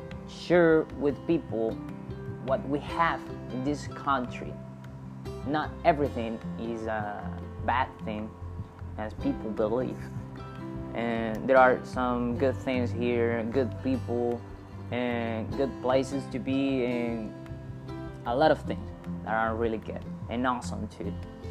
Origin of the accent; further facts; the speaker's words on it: Venezuela; I'm 21 years old, and I'm a good guy. And I'm from Venezuela